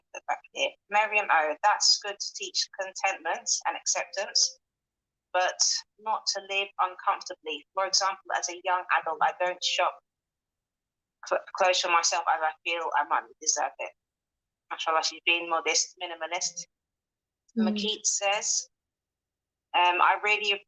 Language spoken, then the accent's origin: English; London, United Kingdom; moved away as an adult; now in Newcastle, United Kingdom; I'm from London, I grew up there